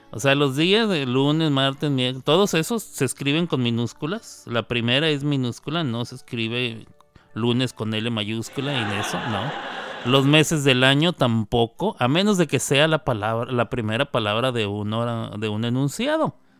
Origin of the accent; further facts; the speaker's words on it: Mexico; en mi país, en México